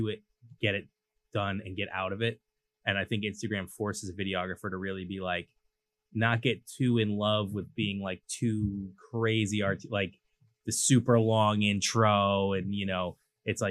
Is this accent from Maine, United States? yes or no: no; Cambridge, Massachusetts, United States; also born or lived in Southborough; I'm a city kid. I grew up in Cambridge